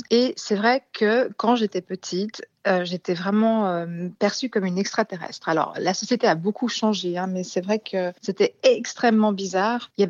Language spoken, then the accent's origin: French; China; Et c'est vrai bon, j'ai grandi en Chine euh, une, bonne partie de ma vie.